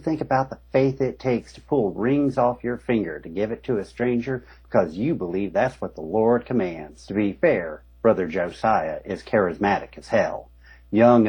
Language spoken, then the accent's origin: English; United States; I come from, I grew up in Eastern Kentucky, Southern West Virginia